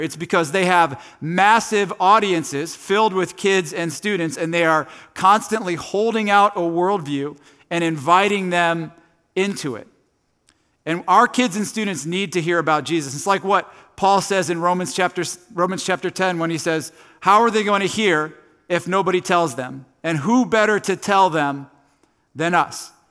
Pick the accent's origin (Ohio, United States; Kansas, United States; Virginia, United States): Ohio, United States; Tallmadge; I grew up in Northeast Ohio. I've lived here my entire life. I grew up in a town called Talmadge